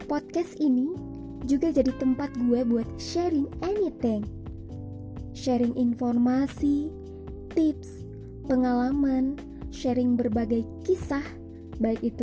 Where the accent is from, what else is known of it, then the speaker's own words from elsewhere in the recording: Banjar, South Kalimantan, Indonesia; gue lahir dan besar di Banjar, Kalimantan Selatan.